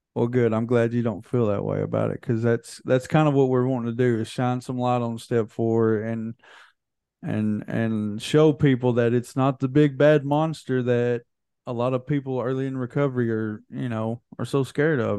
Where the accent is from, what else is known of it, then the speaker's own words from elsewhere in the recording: Hohenwald, Tennessee, United States; we're from Hohenwald, which everybody calls Hole in the Wall